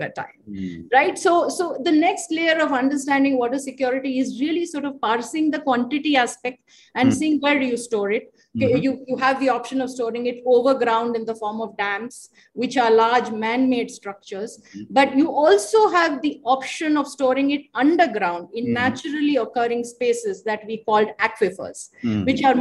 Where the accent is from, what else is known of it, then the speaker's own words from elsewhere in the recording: Chennai, Tamil Nadu, India; I grew up in Chennai and we had an open well